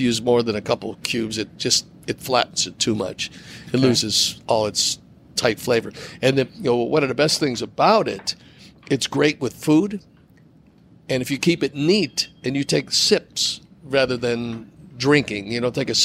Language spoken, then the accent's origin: English; Cleveland, Ohio, United States; moved away; Cleveland, my hometown